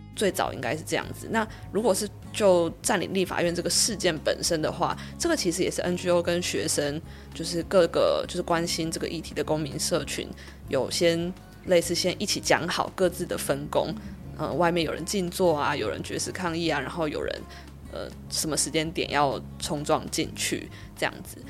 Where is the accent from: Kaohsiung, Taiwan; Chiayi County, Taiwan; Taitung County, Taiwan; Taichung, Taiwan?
Kaohsiung, Taiwan; moved away as an adult; also born or lived in Taipei; 我自己其实是在高中的时候，我是高雄人，所以我是大学之后才到台北